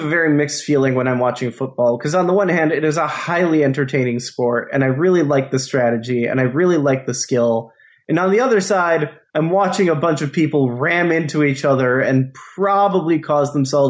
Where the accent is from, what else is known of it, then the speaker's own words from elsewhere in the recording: Michigan, United States; when he learned that I was from Michigan.